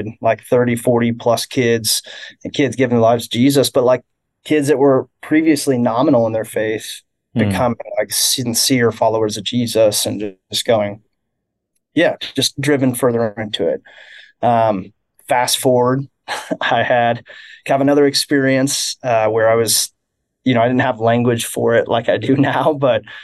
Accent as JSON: {"language": "English", "town": "Kansas City", "region": "Missouri", "country": "United States", "tie": "born or raised there", "said": "I grew up here in Kansas City"}